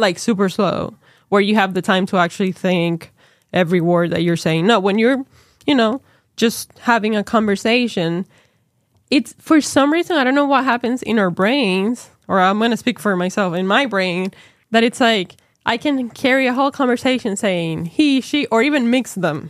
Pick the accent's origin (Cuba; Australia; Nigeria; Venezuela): Venezuela; English is a second language; now in United States; my home country